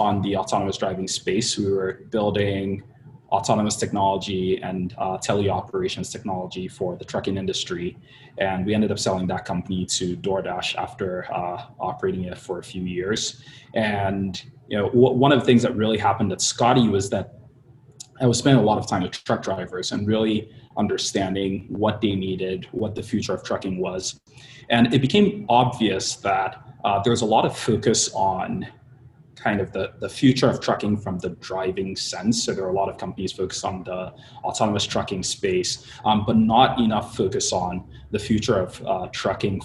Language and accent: English; Nigeria; moved away as an adult; also born or lived in Pennsylvania, United States / Baltimore, United States; now in Bay Area, United States; I was born and raised in Nigeria, moved out to the States 13 and a half years ago for college